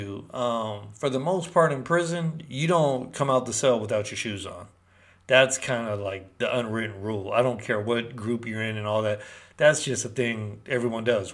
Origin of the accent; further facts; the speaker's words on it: Berkeley, California, United States; also born or lived in Peru; from Berkeley, California